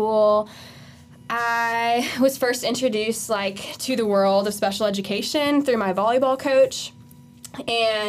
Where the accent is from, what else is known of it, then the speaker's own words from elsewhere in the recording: Simpsonville, South Carolina, United States; I am from Simpsonville. I've been there for the past 10 years of my life. That's where all my formative years are. So I say that's where I grew up now.